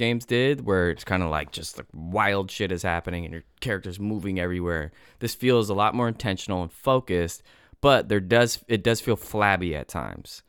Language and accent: English; United States; as an American person